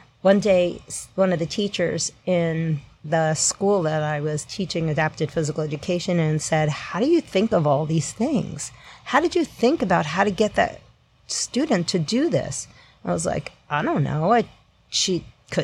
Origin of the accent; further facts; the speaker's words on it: New York, United States; also born or lived in La Crosse, Wisconsin; I'm a New Yorker to begin with.